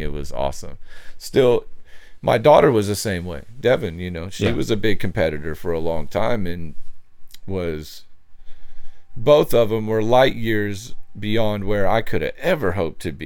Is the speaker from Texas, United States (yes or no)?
yes; Dallas, Texas, United States; also born or lived in Hawaii / Michigan; I grew up here. I was born in Texas. I was born in Oak Cliff and then grew up in Texas until I was 17